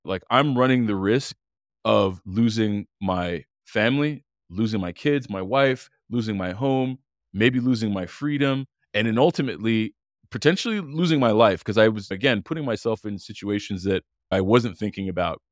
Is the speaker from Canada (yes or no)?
yes; Montreal, Quebec, Canada; I grew up in Montreal, Canada, born and raised